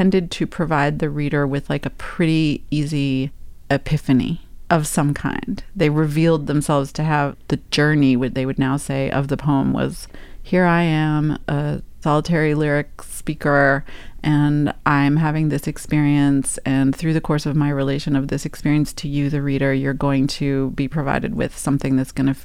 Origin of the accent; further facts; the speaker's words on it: New York City, New York, United States; move back to my hometown of New York City